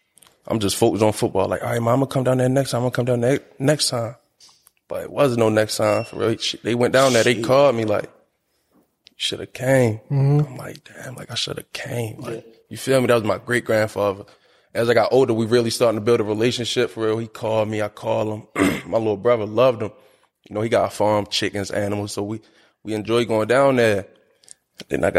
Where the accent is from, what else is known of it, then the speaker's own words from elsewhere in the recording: Baltimore, Maryland, United States; Growing up here? You different for real. You built different